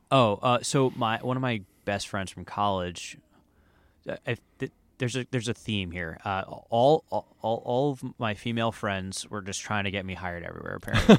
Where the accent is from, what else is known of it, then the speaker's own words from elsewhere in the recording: New Jersey, United States; moved away as an adult; also born or lived in Miami, Florida; now in Los Angeles, United States; I'm from New Jersey